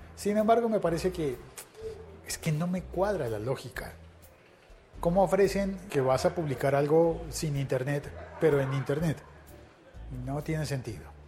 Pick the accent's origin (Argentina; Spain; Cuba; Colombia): Colombia; en mi país, en Colombia